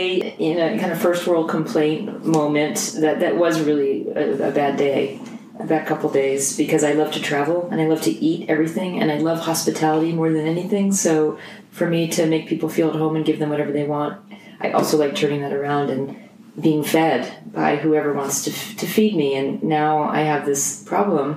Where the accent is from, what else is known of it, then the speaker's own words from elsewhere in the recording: United States; I grew up in New Jersey, New York area, from a Jewish family